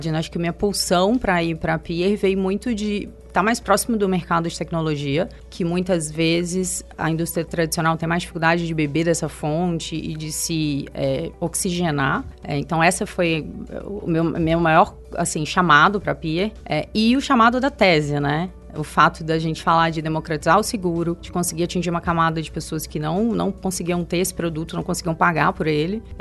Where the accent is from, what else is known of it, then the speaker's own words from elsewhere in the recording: Minas Gerais, Brazil; now in São Paulo, Brazil; Eu sou mineira, nascida e criada em Minas, vim para São Paulo bem no início da minha carreira.